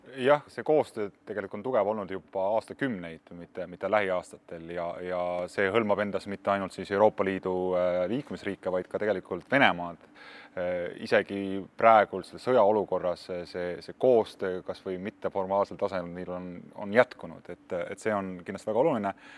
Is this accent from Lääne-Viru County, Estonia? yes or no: no; Tallinn, Harju County, Estonia; mina olen üles kasvanud Läänemere ääres, küll linnas Kadriorus